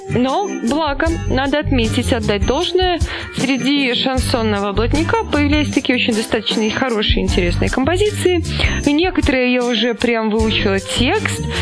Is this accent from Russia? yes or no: yes; Kaluga, Kaluga Oblast, Russia; в котором я встретила друзей из Калуги, из родной Кирилл тебе Калуги.